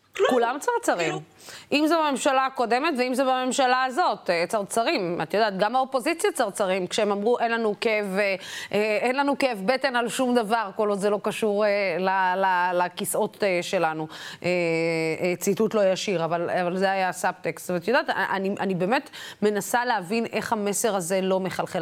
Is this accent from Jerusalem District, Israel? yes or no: no; Beersheba or Dimona, Southern District, Israel; moved away; לגור בבאר שבע או לגור בדימונה, אה, לצורך העניין מאיפה שאני מגיעה